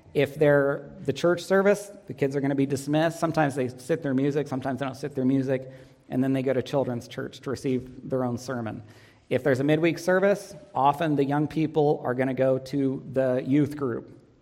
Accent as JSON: {"language": "English", "region": "Northern California", "country": "United States", "tie": "born or raised there", "said": "Katie and I grew up together in Northern California, attended a small school."}